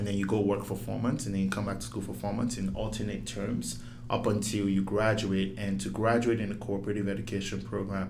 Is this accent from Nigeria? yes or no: yes; Lagos, Nigeria; I grew up in Lagos.